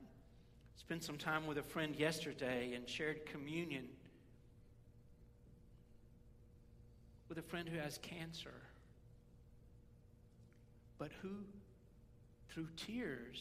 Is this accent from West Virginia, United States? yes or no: no; West Tennessee, United States; I grew up in West Tennessee